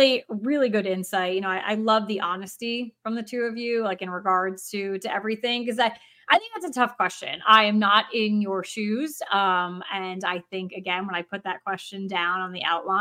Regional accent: New Jersey, United States; I'm from New Jersey

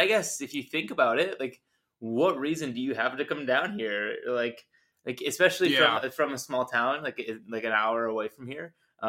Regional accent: Wauwatosa, Wisconsin, United States; I grew up in Wauwatosa, just a suburb outside of Milwaukee

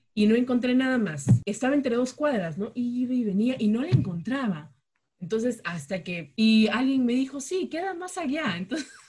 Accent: Chiclayo, Lambayeque, Peru; moved away as an adult; also born or lived in Jaén; now in Lima, Peru; yo no nací en Lima, no me he criado en Lima, yo soy este, de Chiclayo

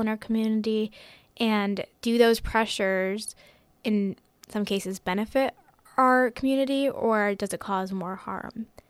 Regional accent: Hillsborough, New Jersey, United States; I'm a senior at Hillsborough High School, and Um, I was born in the United States

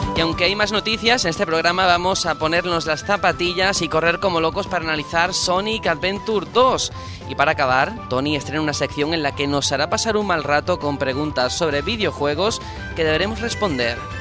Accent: Andalusia, Spain; yo soy andaluz

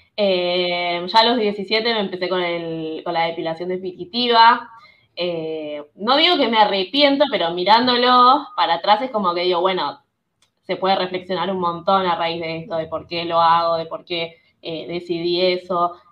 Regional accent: Buenos Aires, Argentina; yo soy de Buenos Aires, muy porteña

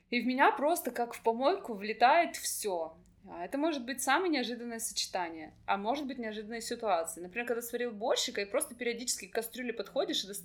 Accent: Vladivostok, Primorsky Krai, Russia; я из Владивостока.

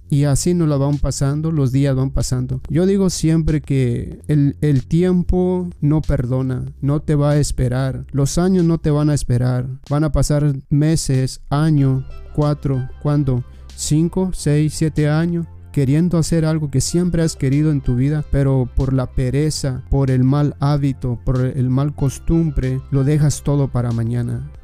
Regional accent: Mexico; yo que soy mexicano

